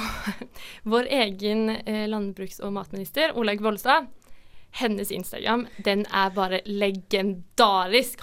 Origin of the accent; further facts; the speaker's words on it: Norway; Vi er jo nordmenn